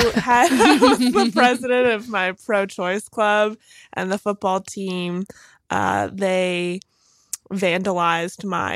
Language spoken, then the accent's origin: English; Bronxville, New York, United States; also born or lived in Lenox Hill, New York City; now in Brooklyn, United States; I grew up in this place called Bronxville.